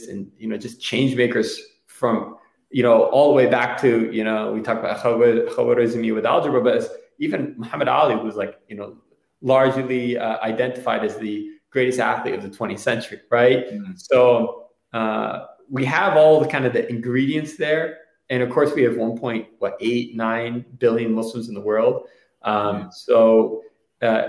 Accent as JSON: {"language": "English", "region": "Northeast", "country": "United States", "tie": "born or raised there", "also_born_or_lived": "New Jersey / Massachusetts", "moved": "yes", "lives_now": "Detroit, United States", "said": "I was just growing up in New Jersey and Massachusetts. We call that like the Northeast of America"}